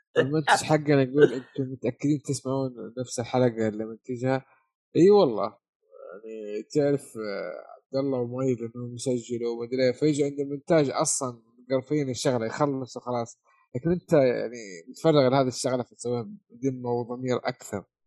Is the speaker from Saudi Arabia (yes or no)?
yes; Saudi Arabia; عندنا في السعوديه